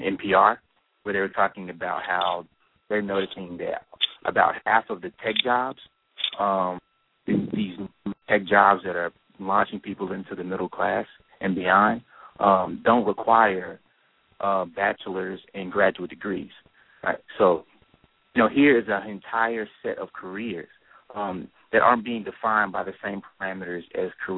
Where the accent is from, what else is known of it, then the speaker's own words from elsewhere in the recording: Tennessee, United States; moved away as an adult; now in Los Angeles, United States; I'm originally from Tennessee